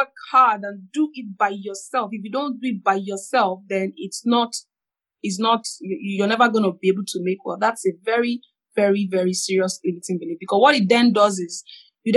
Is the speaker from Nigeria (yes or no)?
yes; Nigeria; I'm a Nigerian